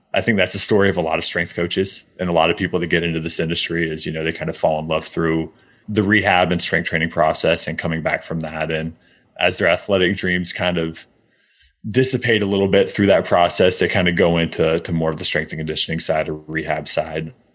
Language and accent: English; Midwest, United States; I grew up in the Midwest